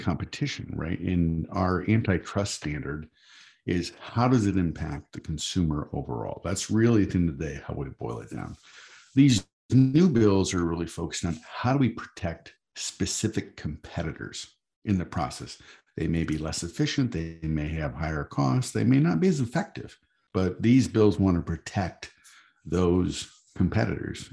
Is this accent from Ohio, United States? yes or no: no; Michigan, United States; I'm from Michigan